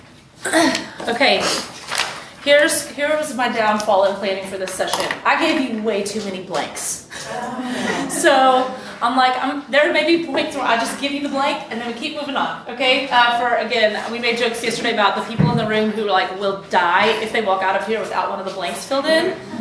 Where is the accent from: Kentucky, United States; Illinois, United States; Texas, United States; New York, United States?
Texas, United States; I'm from Texas